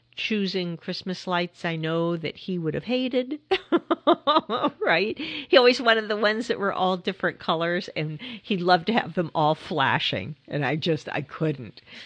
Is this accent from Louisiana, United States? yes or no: no; California, United States; I grew up in California